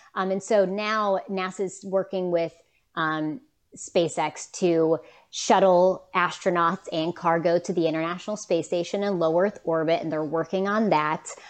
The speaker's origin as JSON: {"language": "English", "region": "West Virginia", "country": "United States", "said": "I'm from West Virginia"}